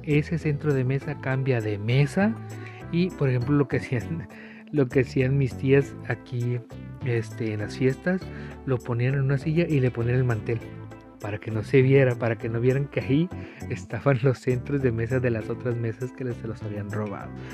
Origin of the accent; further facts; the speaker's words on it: Tijuana, Baja California, Mexico; Aquí en Tijuana, por lo menos en las escuelas que yo estuve